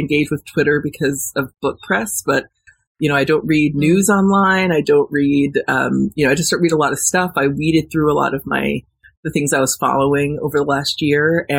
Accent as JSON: {"language": "English", "town": "Warwick", "region": "New York", "country": "United States", "tie": "born or raised there", "also_born_or_lived": "Los Angeles", "moved": "as an adult", "said": "I moved back to New York, back to my hometown in Warwick"}